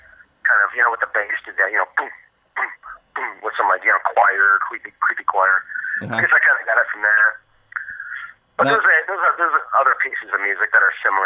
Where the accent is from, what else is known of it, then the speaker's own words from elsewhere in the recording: Milan, Michigan, United States; I am. I'm from, right now I'm calling from Milan, Michigan, which is just south of Ann Arbor